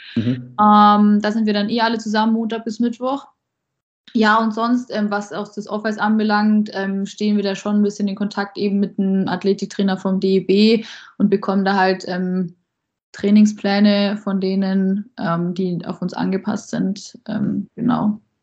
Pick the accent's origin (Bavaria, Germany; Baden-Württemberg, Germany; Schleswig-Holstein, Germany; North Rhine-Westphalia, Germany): Bavaria, Germany; Landshut; also born or lived in Ingolstadt; mit der bin ich zusammen in Landshut schon aufgewachsen